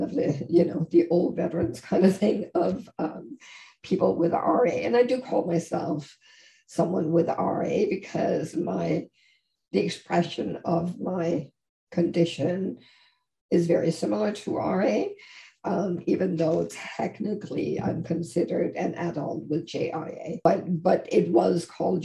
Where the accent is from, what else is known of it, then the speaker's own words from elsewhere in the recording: Denmark; now in Toronto, Canada; I live in Canada, in Toronto, and that I'm originally from Denmark.